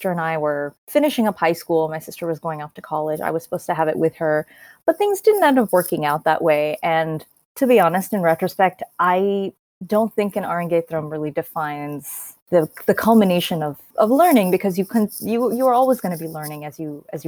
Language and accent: English; San Diego, California, United States; also born or lived in Ilford, London / Chicago; I grew up in San Diego, where I am now.